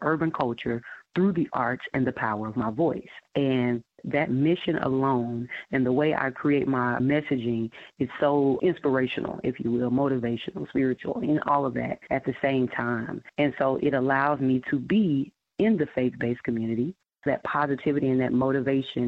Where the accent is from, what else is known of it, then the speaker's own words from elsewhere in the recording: Dallas, Texas, United States; I am actually from Dallas.